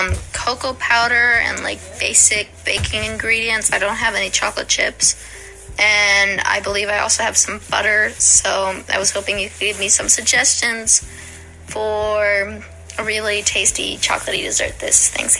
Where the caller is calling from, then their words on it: Silver Spring, Maryland, United States; I'm calling from Silver Spring, Maryland.